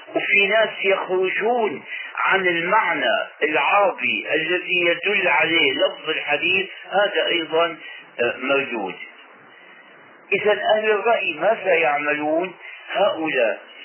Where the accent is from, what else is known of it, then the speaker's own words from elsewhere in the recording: Syria; عندنا في الشام